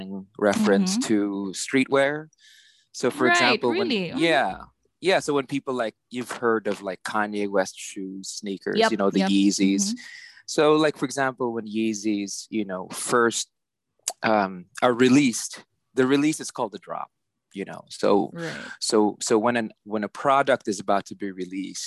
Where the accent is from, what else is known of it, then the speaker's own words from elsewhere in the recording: San Juan, Metro Manila, Philippines; moved away as an adult; also born or lived in New York City, United States; now in New York, United States; I was born and raised in Manila. So, yeah. I was born in San Juan.